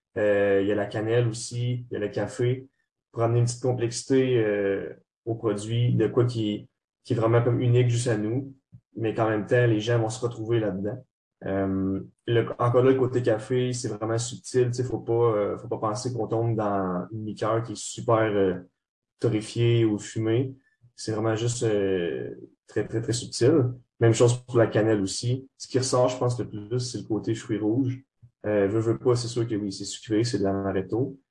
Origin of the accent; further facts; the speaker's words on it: Trois-Rivières, Quebec, Canada; moved away as an adult; now in Montreal, Canada; les gars, on vient tous de Trois-Rivières. Moi, en ce moment, j'étudie euh, à Montréal